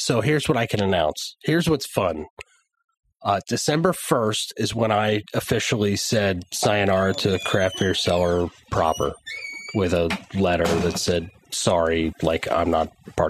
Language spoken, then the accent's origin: English; New Jersey, United States; I'm from New Jersey.